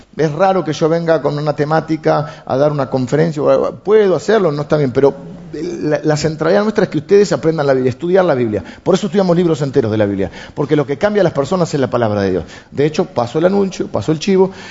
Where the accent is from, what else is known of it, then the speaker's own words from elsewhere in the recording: Argentina; tenemos los argentinos